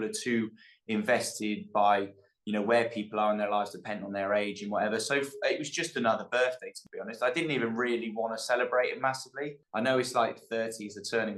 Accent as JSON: {"language": "English", "area": "the Cotswolds", "region": "South West England", "country": "United Kingdom", "tie": "born or raised there", "moved": "yes", "said": "Growing up with the people I grew up with in the Cotswolds"}